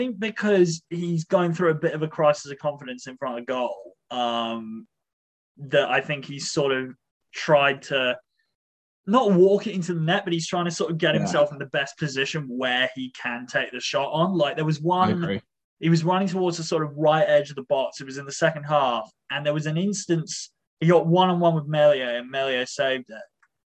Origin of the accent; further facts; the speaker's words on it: South West England, United Kingdom; I don't know why I'm from the West Country in this instance, but I am.